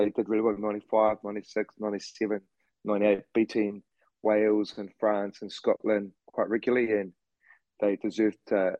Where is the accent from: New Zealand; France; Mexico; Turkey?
New Zealand; moved away as an adult; now in Abu Dhabi, United Arab Emirates; I'm Italian. I grew up in New Zealand and was very fortunate to grow up in New Zealand and just living life as any young Kiwi would do.